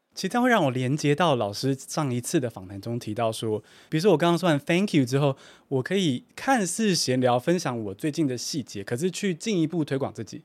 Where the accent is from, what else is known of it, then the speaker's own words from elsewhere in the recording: Taiwan; 我身为我在台湾长大的学生